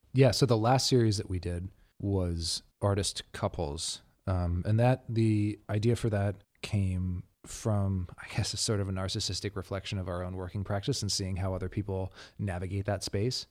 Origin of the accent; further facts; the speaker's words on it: Dallas, Texas, United States; moved away as an adult; also born or lived in Taos, New Mexico; now in Los Angeles, United States; I grew up between Dallas, Texas, and Towson, New Mexico